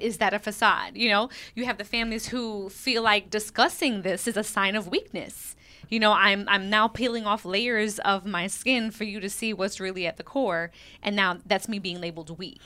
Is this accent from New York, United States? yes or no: yes; New York City, New York, United States; growing up in Brooklyn